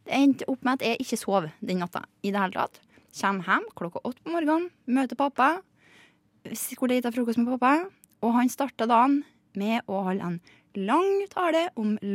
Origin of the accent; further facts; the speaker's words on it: Surnadal, Møre og Romsdal, Norway; Men jeg har vært hjemme i Surndalen, og da tok jeg nattoget.